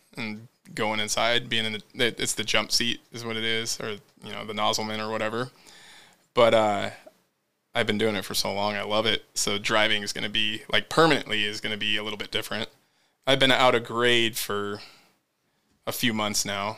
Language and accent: English; Hilliard, United States; moved away; also born or lived in Renton; I grew up in Hilliard.